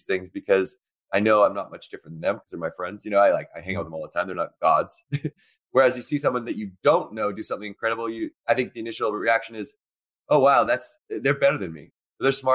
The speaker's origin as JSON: {"language": "English", "town": "Victoria", "region": "British Columbia", "country": "Canada", "tie": "born or raised there", "said": "when I was going to school in Victoria, BC, where I grew up in Canada"}